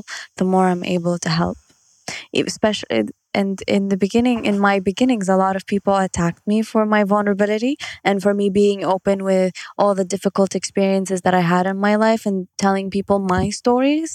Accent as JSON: {"language": "English", "country": "Kuwait", "said": "I'm from Kuwait"}